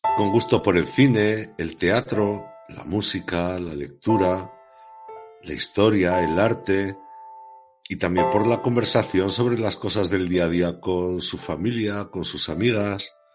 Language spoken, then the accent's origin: Spanish; Pertusa, Aragon, Spain; yo, que soy nacido en Pertusa